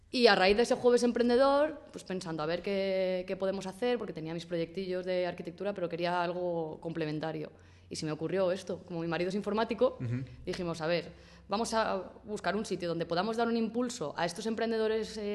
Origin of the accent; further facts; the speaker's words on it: Spain; yo quería hacer algo con mi vida porque, como muchos españoles, me quedé en el paro